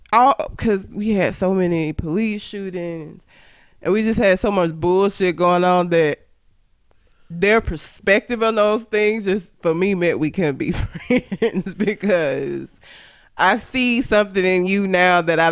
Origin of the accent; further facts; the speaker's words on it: Talladega, Alabama, United States; I'm from Talladega.